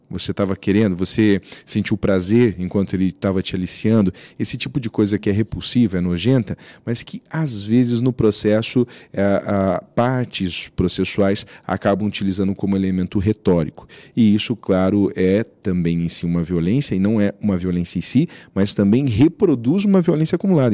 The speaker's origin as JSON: {"language": "Portuguese", "country": "Brazil", "tie": "born or raised there", "said": "que nasci brasileiro"}